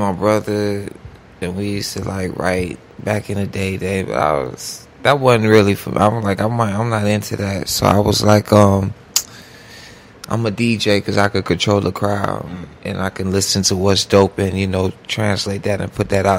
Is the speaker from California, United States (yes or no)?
no; Miami, Florida, United States; growing up Miami